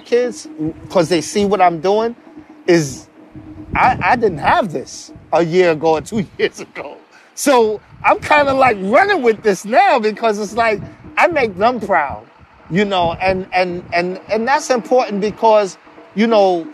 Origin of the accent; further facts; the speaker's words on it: New York City, New York, United States; My family is situated from Harlem, but I grew up in the Bronx and Harlem.